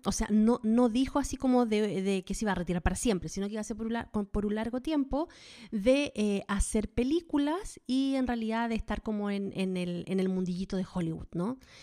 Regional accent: Chile; now in United States; las dos somos chilenas viviendo en Estados Unidos

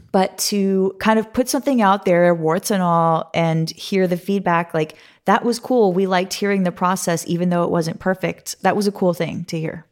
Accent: Santa Monica, California, United States; I'm, I'm from Santa Monica, California.

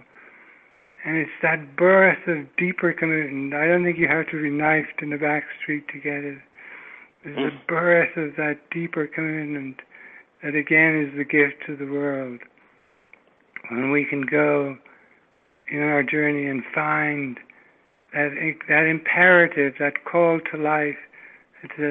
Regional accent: England, United Kingdom; moved away; I'm English

